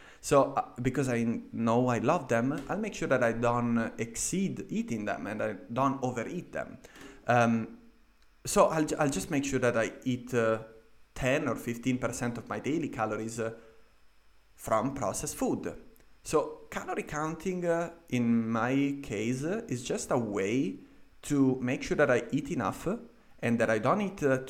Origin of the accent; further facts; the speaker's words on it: Italy; moved away as an adult; also born or lived in London, United Kingdom; now in Vienna, Austria; I went back to my home country in Italy